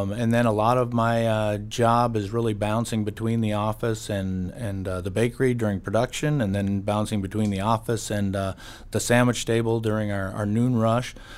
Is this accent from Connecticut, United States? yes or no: no; Bismarck, North Dakota, United States; also born or lived in Upham, North Dakota; I'm a Bismarck kid. I grew up in Bismarck.